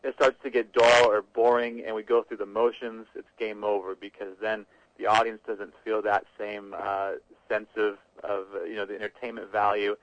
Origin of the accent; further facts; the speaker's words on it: Midwest, United States; for a Midwest kid